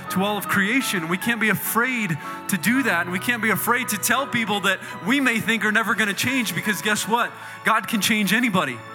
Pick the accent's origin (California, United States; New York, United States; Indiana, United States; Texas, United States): Indiana, United States; I grew up in the Midwest in Indiana.